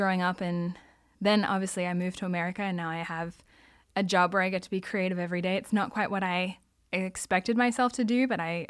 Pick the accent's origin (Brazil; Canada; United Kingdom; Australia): Australia; Sydney, New South Wales; Well, I'm Australian, so I grew up in Australia. Yes. I was born in Sydney, which everybody knows Sydney, Opera House, Harbour Ridge. So I actually grew up in the suburbs, in the eastern suburbs